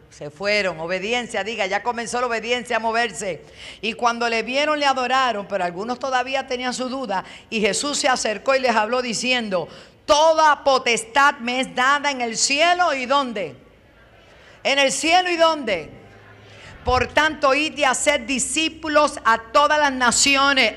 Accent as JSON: {"language": "Spanish", "town": "Bayamón", "country": "Puerto Rico", "tie": "born or raised there", "also_born_or_lived": "New York", "lives_now": "Toa Alta, Puerto Rico", "said": "yo nací en Nueva York, me crié en Bayamón y me sembraron en el barrio Piña de Toalta"}